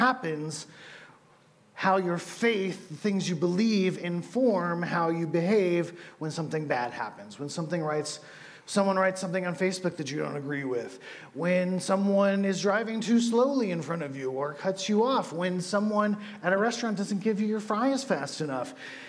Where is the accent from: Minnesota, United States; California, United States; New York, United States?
California, United States; I come from California, from people with brown hair and blue eyes. I come from smells of wood dust.